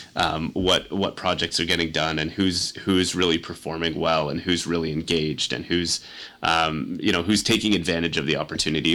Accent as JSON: {"language": "English", "town": "Kingston", "region": "Ontario", "country": "Canada", "tie": "born or raised there", "said": "I grew up in Kingston. I came to St. Lawrence College"}